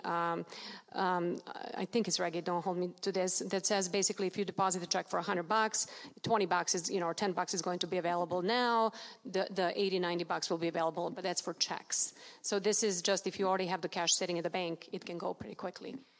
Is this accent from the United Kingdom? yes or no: no; Serbia; now in United States; I was born in Serbia, not Russia